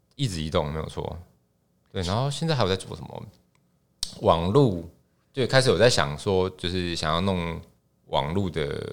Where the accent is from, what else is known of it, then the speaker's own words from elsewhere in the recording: Tainan, Taiwan; moved away as an adult; 前年，前年，呃，我在，在我的家乡，就是有搬回去，然后台南。买房子